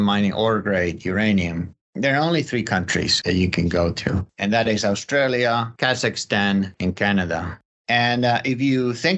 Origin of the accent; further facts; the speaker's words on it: Spain; moved away; also born or lived in Colorado; I'm from Spain. That's where I grew up.